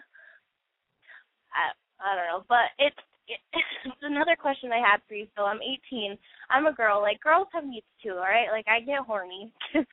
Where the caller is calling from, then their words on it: Battle Ground, Washington, United States; I'm calling from Battleground, Washington